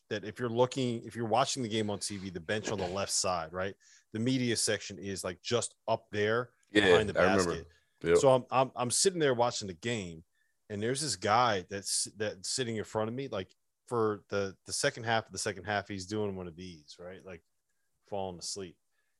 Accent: New Jersey, United States; There's a lot of guys from Jersey. I didn't realize we're from Jersey.

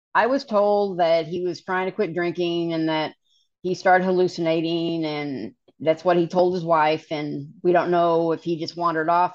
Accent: Kansas, United States; we grew up in Kansas, not a lot of options in the middle of Kansas

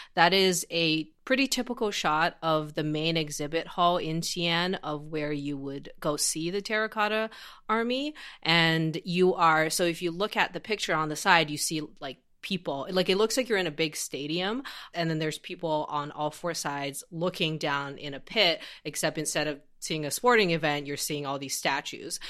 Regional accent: Xi'an, Shaanxi, China; moved away; I grew up in this city called Xi'an, uh, which is in Shanxi Province

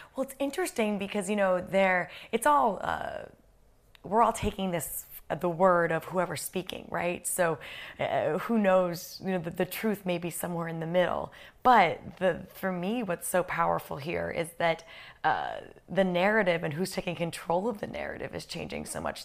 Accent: United States; I'm American

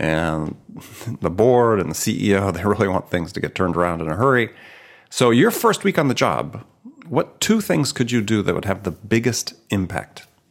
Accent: Midwest, United States; I'm from the Midwest as well

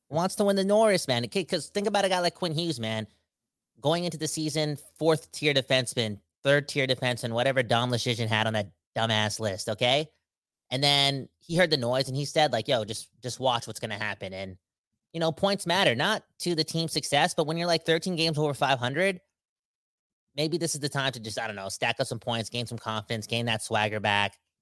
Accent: Surrey, British Columbia, Canada; I'm from Surrey

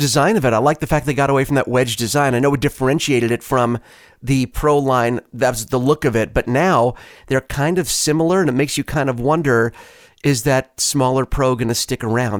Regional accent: New York, United States; moved away; where I grew up in New York

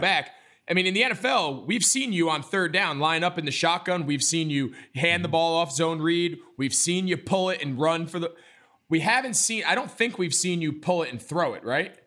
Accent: United States; I grew up outside of New York City in like a typical New York suburb

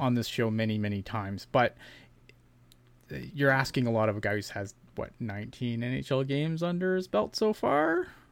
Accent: Canada; I'm Canadian

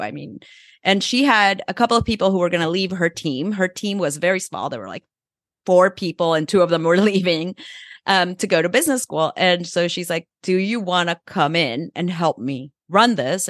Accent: El Salvador; moved away; also born or lived in Mexico; I grew up in El Salvador

